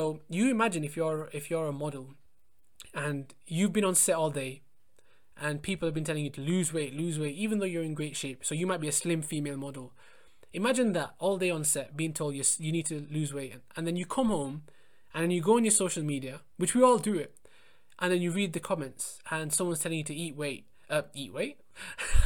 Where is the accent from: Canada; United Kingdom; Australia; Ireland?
United Kingdom; England; I was born and brought up in England, but my parents were born in India.